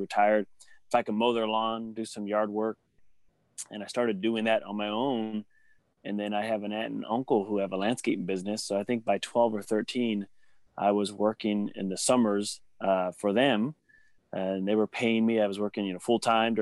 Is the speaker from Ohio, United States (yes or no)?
no; Sacramento, California, United States; born and raised in Sacramento, South Sacramento